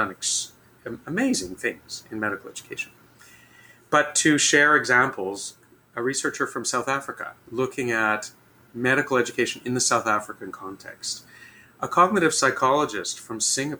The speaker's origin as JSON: {"language": "English", "country": "Canada", "said": "as a Canadian"}